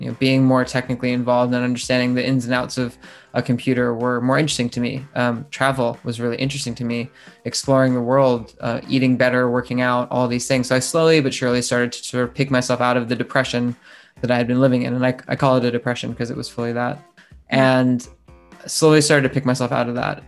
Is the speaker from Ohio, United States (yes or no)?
yes; Ohio, United States; also born or lived in California; now in London, United Kingdom; we grew up in Ohio